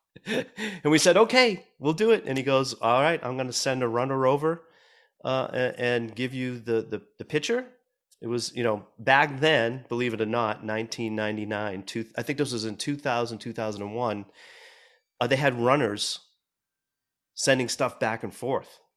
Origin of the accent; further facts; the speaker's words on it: Boston, Massachusetts, United States; moved away as an adult; now in Los Angeles, United States; growing up in Boston and starting to play, play music, um, in, in that city